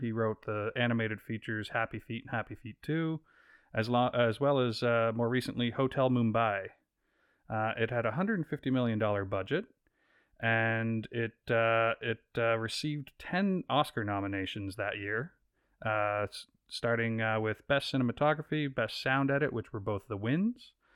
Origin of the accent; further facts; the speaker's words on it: East Coast of Canada, Canada; now in Vancouver, Canada; I'm from the East Coast of Canada.